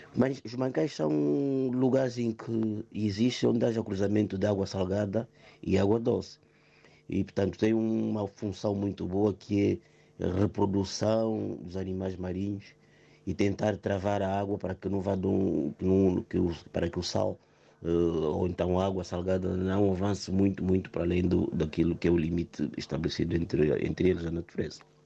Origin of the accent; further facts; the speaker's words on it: Angola; now in Amadora, Portugal; da minha terra Angola